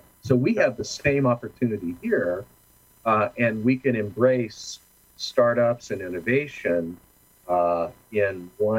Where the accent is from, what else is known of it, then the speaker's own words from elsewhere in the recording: California, United States; It's like I must apologize. I'm from Orange County, you know.